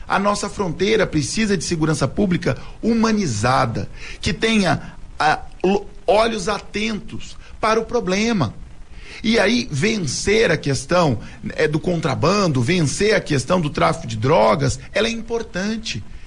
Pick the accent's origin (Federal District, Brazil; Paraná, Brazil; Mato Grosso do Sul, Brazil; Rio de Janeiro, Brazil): Mato Grosso do Sul, Brazil; Ivinhema; sou a primeira leva de Sumato Grossense, nasci em 1983 em Vinhema